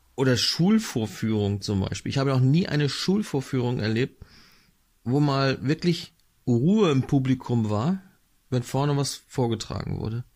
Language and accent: German; Northern Germany, Germany; Ich bin hier im Norden aufgewachsen